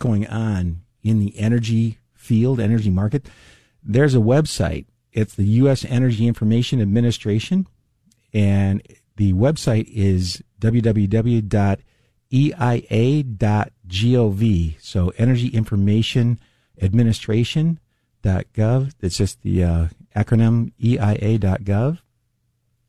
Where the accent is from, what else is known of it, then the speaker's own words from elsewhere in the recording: the South, United States; moved away; I'm from the South